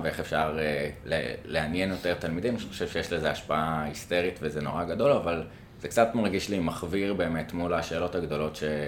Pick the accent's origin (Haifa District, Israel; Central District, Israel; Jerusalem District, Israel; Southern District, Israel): Jerusalem District, Israel; Jerusalem; now in Tel Aviv, Israel; אני כירושלמי אה, מיליטנטי